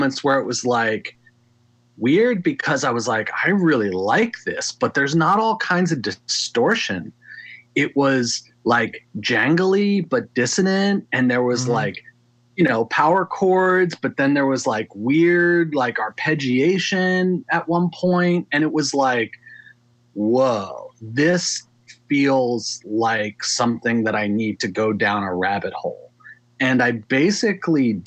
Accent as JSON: {"language": "English", "region": "Maryland", "country": "United States", "tie": "born or raised there", "said": "I grew up in Maryland"}